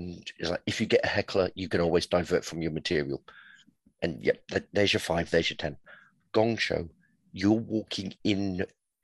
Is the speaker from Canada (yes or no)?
no; Portsmouth, South East England, United Kingdom; I'm from Portsmouth and surrounded by the Navy